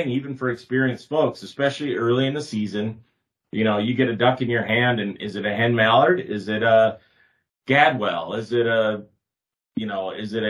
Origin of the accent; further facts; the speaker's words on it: Northeast South Dakota, United States; moved away; I grew up in Northeast South Dakota where you could turn around and there's a slough every, you know, 150 yards in some places.